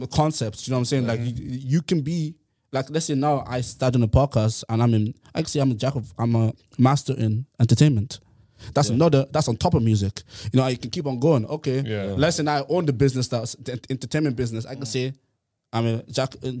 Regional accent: Ennis, Munster, Ireland; now in Dublin, Ireland; I came from Clare, like Ennis

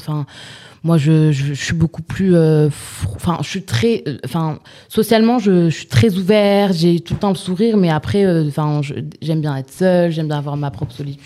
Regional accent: southern France, France; moved away as an adult; also born or lived in Nîmes / Montpellier; qu'on soit parti du sud

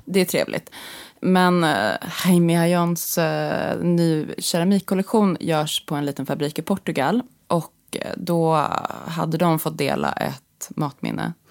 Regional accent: Sweden; som svensk journalist

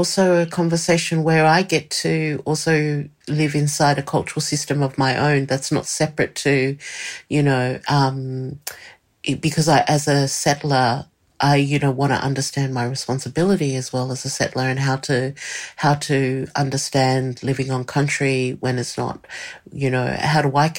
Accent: Australia; using the power that I have as an Australian to do that.

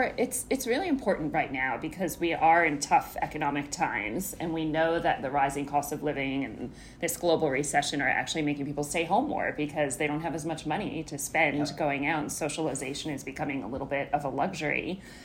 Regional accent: New York City, New York, United States; And I am also a New Yorker

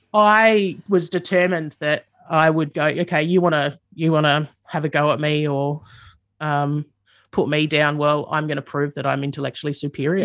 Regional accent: Adelaide, South Australia, Australia; I grew up in the suburbs of Adelaide.

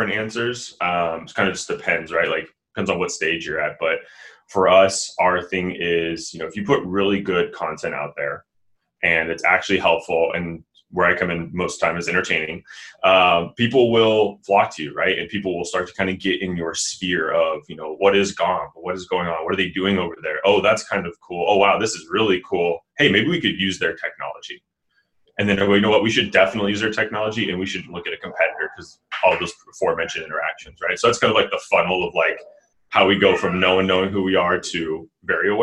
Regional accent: Sacramento, California, United States; I'm from Sacramento

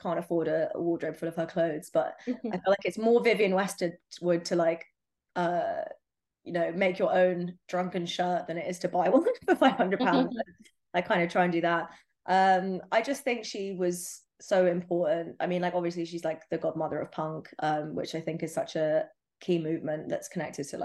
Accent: London, United Kingdom; Growing up in London

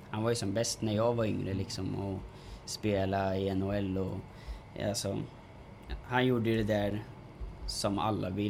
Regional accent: Norrköping, Östergötland, Sweden

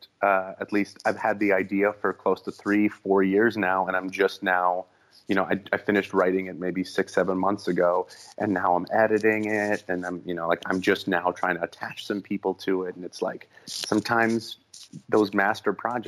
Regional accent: Minneapolis, Minnesota, United States; born or raised there; moved away as an adult; also born or lived in Ukraine; now in Los Angeles, United States

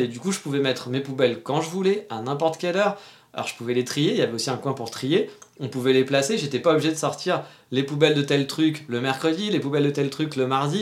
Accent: France; now in Japan; on est français

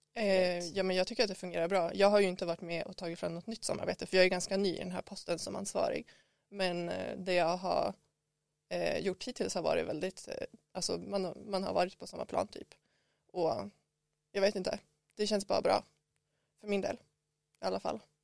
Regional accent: Skellefteå, Västerbotten County, Sweden; moved away as an adult; now in Umeå, Sweden; jag kommer från Skellefteå, grannstaden Skellefteå och jag flyttade till Umeå för att plugga

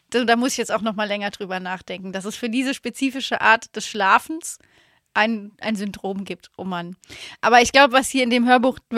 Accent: Laacher See, Rhineland-Palatinate, Germany; moved away; die Story mit dem Lacher See, das ist halt meine Heimat

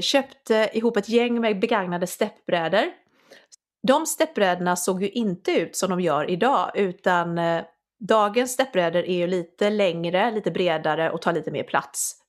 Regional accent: Sweden; moved away as an adult; also born or lived in London / Scotland; jag är från Sverige

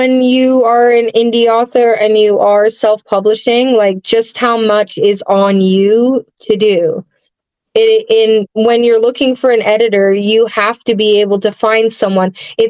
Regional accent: England, United Kingdom; Like I was born overseas, so I'm English. I don't have a accent anymore.

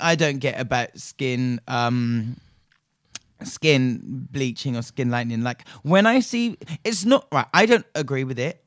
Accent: Nigeria; my home country of Nigeria

